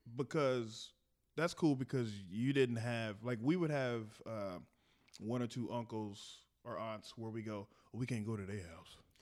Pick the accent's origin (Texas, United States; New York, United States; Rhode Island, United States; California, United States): Texas, United States; we're from Texas